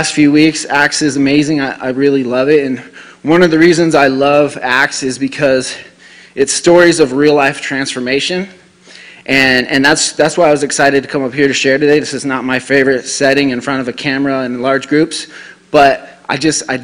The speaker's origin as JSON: {"language": "English", "town": "Denver", "region": "Colorado", "country": "United States", "moved": "as an adult", "lives_now": "Rapid City, United States", "said": "I'm from the Denver area"}